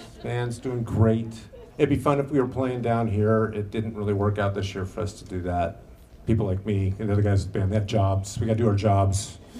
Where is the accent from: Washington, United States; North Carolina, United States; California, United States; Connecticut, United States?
Washington, United States; Seattle; I got off the plane a couple of days ago. It was 28. That was shocking to me. I'm from Seattle.